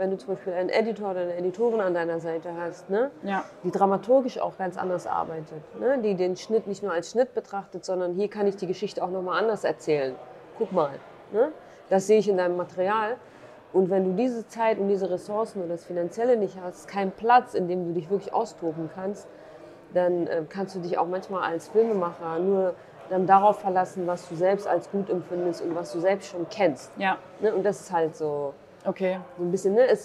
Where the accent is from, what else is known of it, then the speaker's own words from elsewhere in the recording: Duhok, Kurdistan Region, Iraq; den Film in meiner Heimatstadt Dohuk zu zeigen